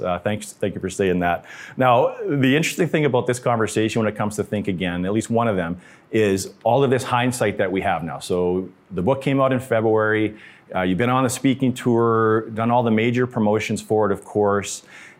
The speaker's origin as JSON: {"language": "English", "country": "Canada", "said": "So speaking of being Canadian and how polite we are"}